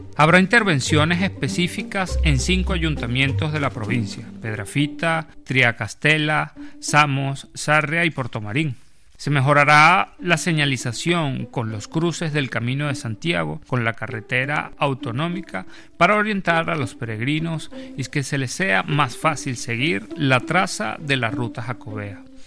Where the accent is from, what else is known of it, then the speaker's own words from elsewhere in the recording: Venezuela; moved away as an adult; now in Spain; incluso cuando estaba en Venezuela, soy de Venezuela